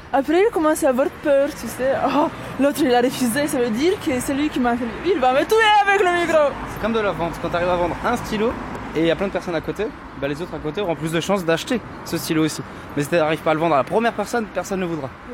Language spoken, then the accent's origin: French; Russia; French is a second language; moved away; le français et moi ça fait deux, mais après je rappelle que je suis russe